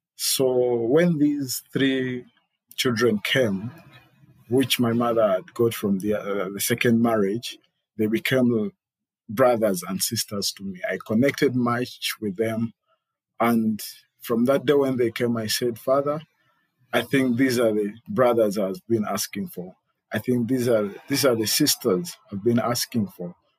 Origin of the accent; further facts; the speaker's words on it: Uganda; I am Ugandan by birth, and uh, I was raised and born in Uganda